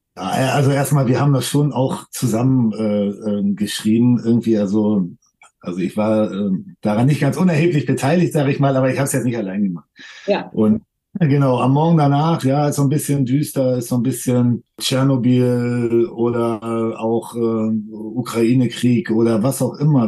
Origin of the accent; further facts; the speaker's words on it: Germany; wir sind jetzt hier in Deutschland geboren